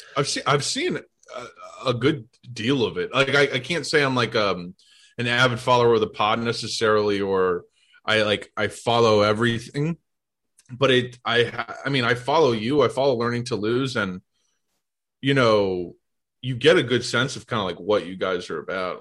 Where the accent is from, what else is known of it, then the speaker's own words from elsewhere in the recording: St. Louis, Missouri, United States; moved away as an adult; also born or lived in Boston; now in New York, United States; I grew up in St. Louis